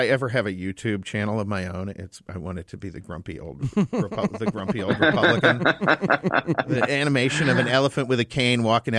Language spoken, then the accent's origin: English; Boston, Massachusetts, United States; now in Phoenix, United States; I grew up in Boston.